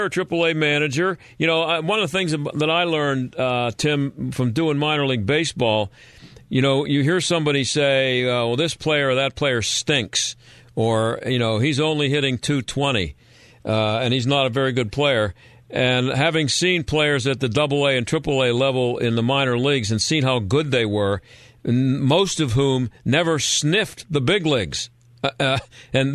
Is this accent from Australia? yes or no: no; Pittsburgh, Pennsylvania, United States; I grew up here in Pittsburgh